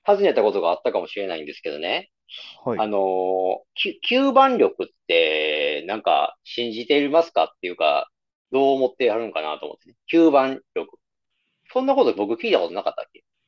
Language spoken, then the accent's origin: Japanese; Nara, Japan; 奈良、地元奈良